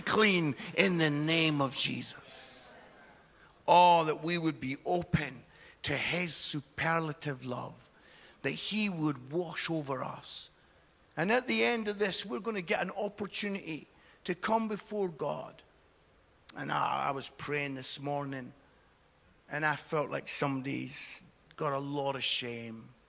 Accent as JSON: {"language": "English", "region": "Scotland", "country": "United Kingdom", "said": "as a Scottish guy"}